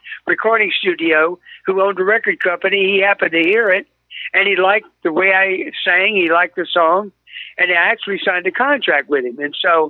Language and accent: English; Baton Rouge, Louisiana, United States; I grew up in Baton Rouge, Louisiana